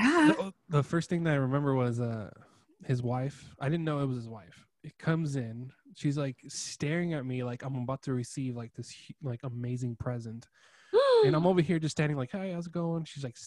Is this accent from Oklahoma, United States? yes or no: no; Paso Robles, California, United States; also born or lived in Lemoore; growing up in Paso